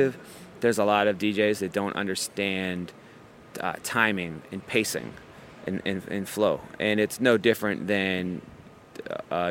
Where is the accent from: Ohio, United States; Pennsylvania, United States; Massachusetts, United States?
Ohio, United States; moved away as an adult; now in New York, United States; I grew up in Ohio